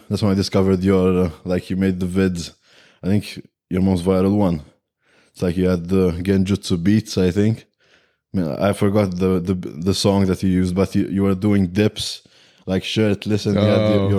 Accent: Malta; Malta. We're from Malta.

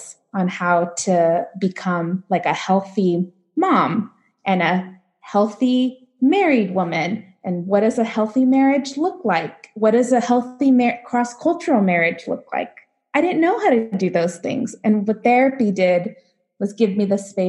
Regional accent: Los Angeles, California, United States; moved away as an adult; now in Nebraska, United States; I grew up in Los Angeles, youngest of seven

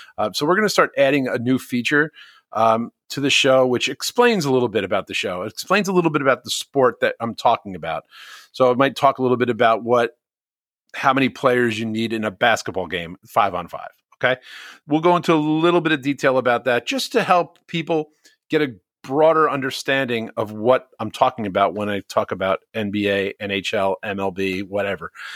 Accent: Bloomfield, New Jersey, United States; when I grew up in Bloomfield

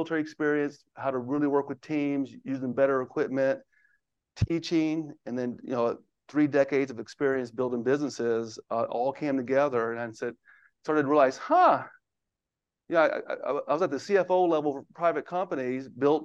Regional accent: Houston, Texas, United States; now in Bethesda, United States; I live in Bethesda, Maryland now, but I grew up in Houston. So if you hear an accent, if I say y'all, that's where it's coming from.

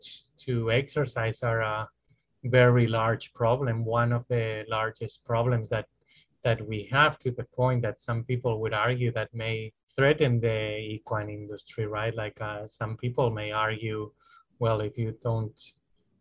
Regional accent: Spain; moved away as an adult; now in United States; I'm originally from Spain, and I worked in Spain in private practice

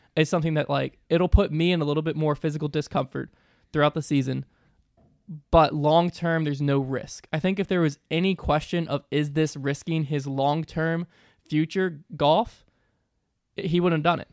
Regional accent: the South, United States; I'm from the South

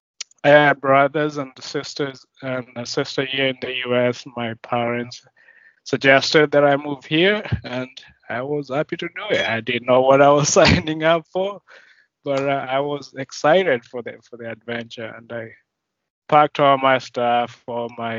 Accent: Kenya; moved away as an adult; now in United States; I grew up in Kenya

